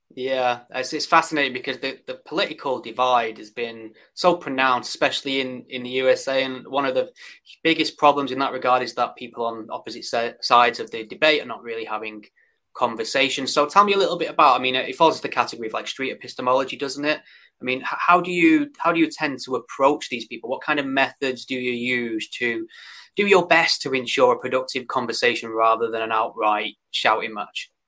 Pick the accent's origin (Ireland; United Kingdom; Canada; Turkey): United Kingdom; born or raised there